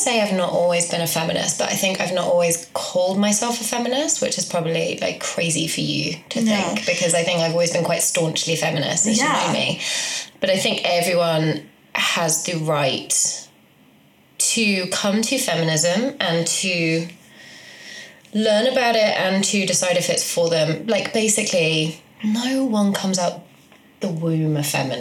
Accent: Midlands, United Kingdom; now in London, United Kingdom; Live in London. Mm-hmm. Originally from the Midlands.

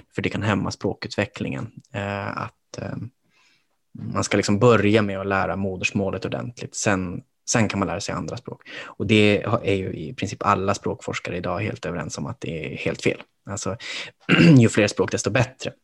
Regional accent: Kiruna, Norrbotten County, Sweden; moved away as an adult; now in Stockholm, Sweden; även om jag är från Norrbotten så växte jag upp liksom i en stad. Åtminstone tyckte jag det själv, att det var ju en stad jag växte upp i, Kiruna

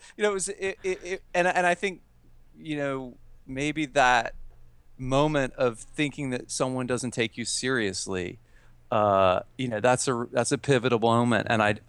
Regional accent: Georgia, United States; I grew up in North Georgia, in a place called Forsyth County, north of Atlanta

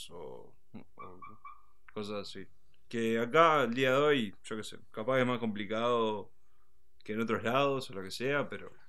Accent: Uruguay; Sí, sí, estamos todos ahí. Somos todos uruguayos, no hay

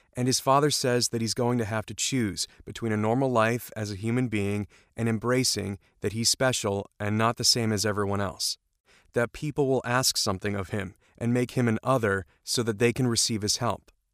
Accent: New England, United States; I'm from New England

